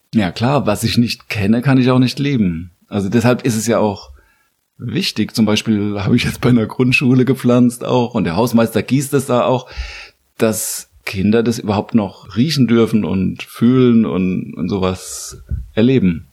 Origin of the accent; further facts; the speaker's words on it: Landau, Rhineland-Palatinate, Germany; moved away as an adult; now in Mainz, Germany; Ich komme aus der Südpfalz